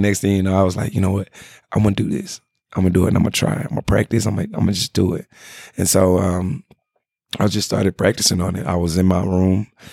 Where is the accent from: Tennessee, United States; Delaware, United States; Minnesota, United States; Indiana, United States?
Tennessee, United States; Memphis; now in Los Angeles, United States; I come from Memphis, Tennessee